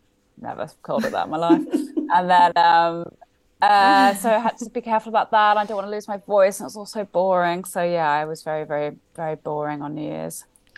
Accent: Sydney, New South Wales, Australia; I am Australian. I grew up in Sydney. My dad is Australian, my mum's British, so I grew up in Sydney, went to school there, considered myself Australian. Just I lost my accent.

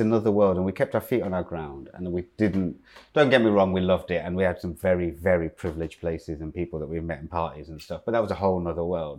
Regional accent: Leicester, East Midlands, United Kingdom; moved away; also born or lived in Loughborough / Medway; growing up in Loughborough and Leicester

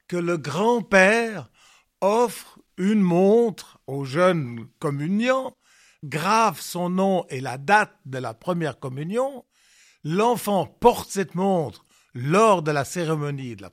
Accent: Lausanne, Vaud, Switzerland; J'étais un citadin je venais de Lausanne.

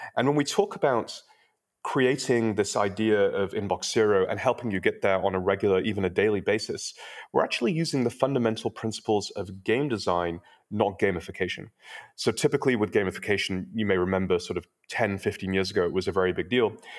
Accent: United Kingdom; now in Silicon Valley, United States; I'm also British, but I've been living in Silicon Valley long enough

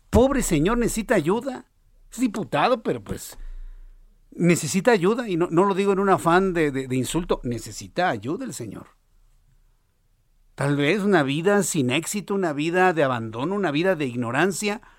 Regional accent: Mexico

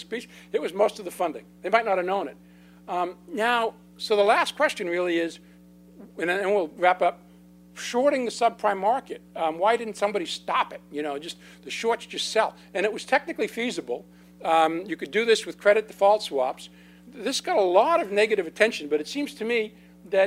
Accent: California, United States; I'm from California, which is mostly Spanish

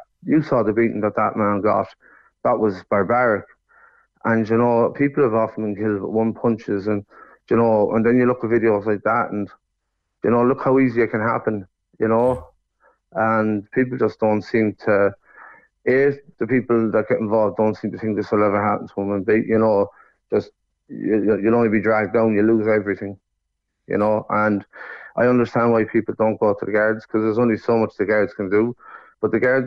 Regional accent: Sligo, Connacht, Ireland; moved away as an adult; now in Cork, Ireland; I'd say Sligo.

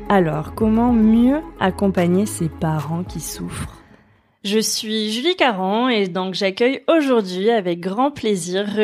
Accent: Lourdes, Occitania, France; Je viens de Lourdes, alors.

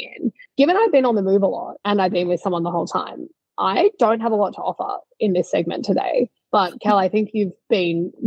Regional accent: Australia; in Australia, my home country

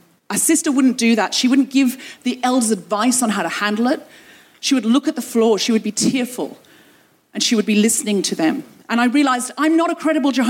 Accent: London, United Kingdom; London, London, England

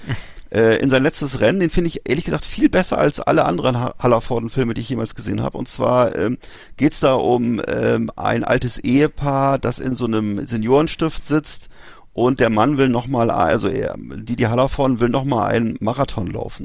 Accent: Germany

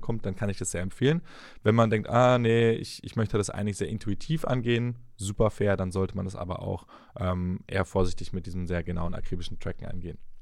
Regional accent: the South, Southern Germany, Germany; ich komme aus dem Süden, Maultaschen mit Spätzle

